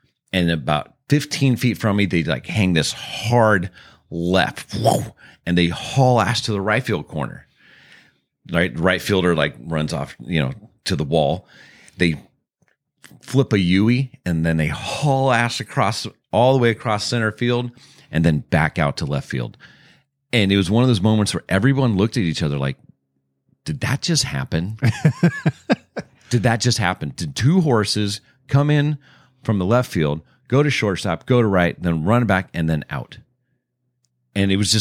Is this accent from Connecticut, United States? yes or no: no; California, United States; also born or lived in Texas; I'm from California